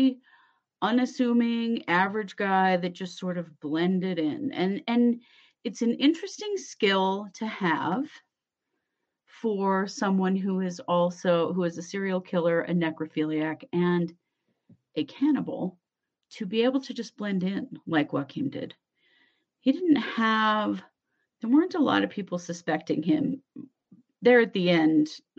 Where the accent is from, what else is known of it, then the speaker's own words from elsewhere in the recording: Idaho, United States; accent: Idaho; my Idaho accent